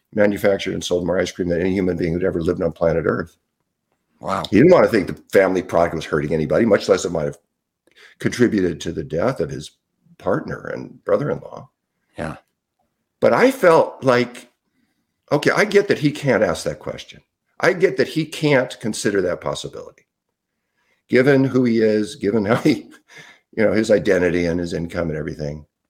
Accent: Southern California, United States; moved away as an adult; also born or lived in Salt Spring Island, British Columbia, Canada; I grew up in Southern California

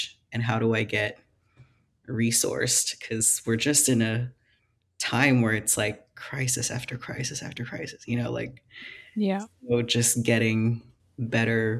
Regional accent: Philippines; moved away; I grew up in the Philippines

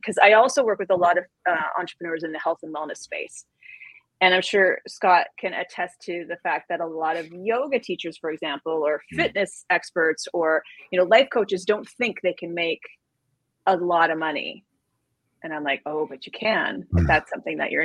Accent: Canada; now in New York, United States; I'm originally from Canada. I live in New York now with my family.

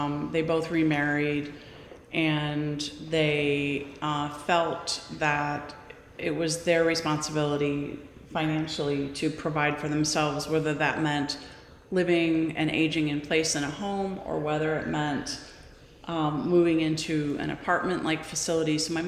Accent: Midwest, United States; also born or lived in Bay Area; So I was from the Midwest. My father was a corporate executive, and we traveled a lot when I was younger.

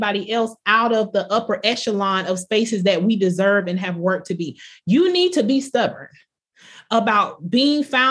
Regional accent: Bartow, Florida, United States; I was from Polk County, Florida, small town, Bartow

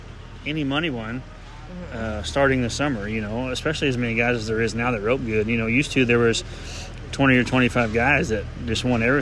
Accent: Oklahoma, United States; the only guy that's truly born and raised in Oklahoma

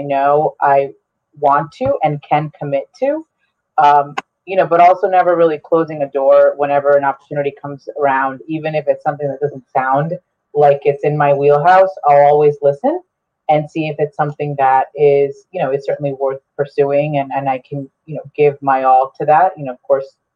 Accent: Bergen County, New Jersey, United States; first language Spanish; English is a second language; moved away as an adult; also born or lived in Essex County, New Jersey; now in Bloomfield, United States; I'm from Bergen County originally, but have resided in Essex County for the last 7 years now

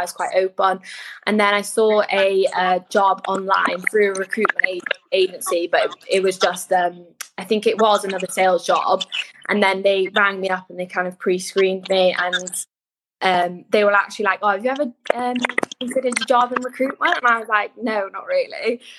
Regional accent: Swansea, Wales, United Kingdom; moved away as an adult; now in Manchester, United Kingdom; Yeah, so I'm originally from Swansea. I don't know if you can tell from my accent.

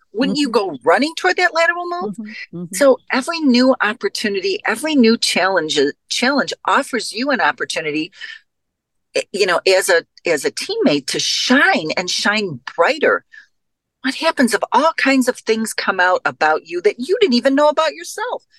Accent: Chicago, Illinois, United States; I come from Chicago.

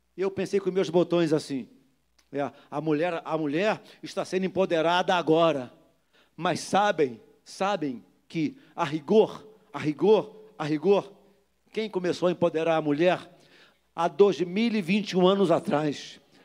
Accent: Rio de Janeiro, Brazil; sou do Jardim Metrópolis, criado pulando vala negra

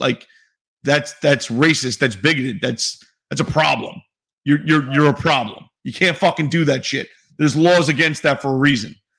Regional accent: New York City, New York, United States; I'm from New York City

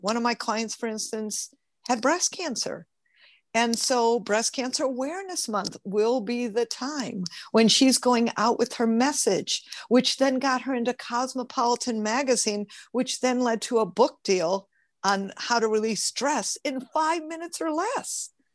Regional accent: Michigan, United States; now in California, United States; I'm from Michigan originally

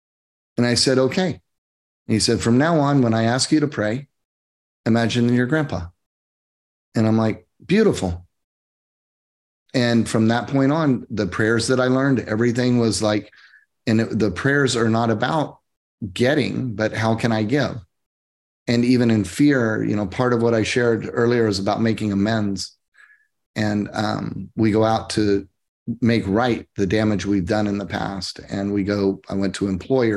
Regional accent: Oklahoma, United States; moved away as an adult; now in Coachella Valley, United States; I came from Oklahoma. I grew up in the Bible Belt.

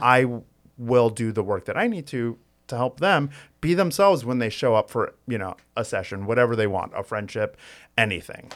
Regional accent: United States; I was born and raised in the United States, like, I grew up in this American culture

